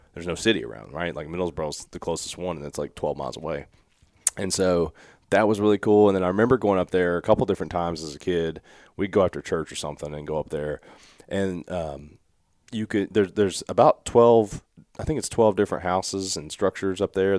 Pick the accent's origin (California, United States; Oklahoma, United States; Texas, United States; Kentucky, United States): Kentucky, United States; Evarts; I knew where I'm from in Everts